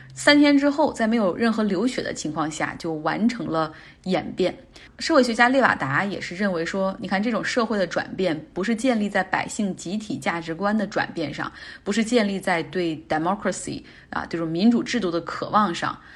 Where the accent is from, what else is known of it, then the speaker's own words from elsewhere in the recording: Northeast China, China; accent: Northeastern dialect; 用我们东北话说